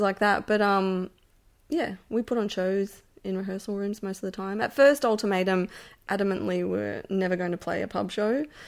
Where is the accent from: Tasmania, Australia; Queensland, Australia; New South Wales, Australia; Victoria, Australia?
Victoria, Australia; Melbourne; I grew up in Brunswick in Melbourne